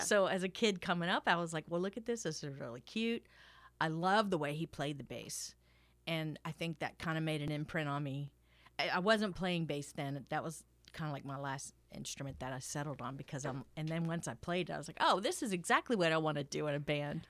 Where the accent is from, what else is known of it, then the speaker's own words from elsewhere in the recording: Thibodaux, Louisiana, United States; I grew up in Thibodeau, not exactly a musical metropolis